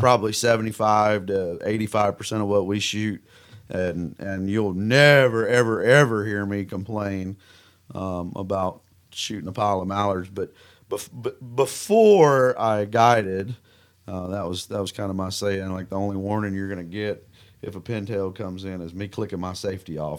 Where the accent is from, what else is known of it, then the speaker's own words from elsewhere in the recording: Mississippi, United States; accent: Southern; moved away as an adult; now in Kansas, United States; I grew up in Mississippi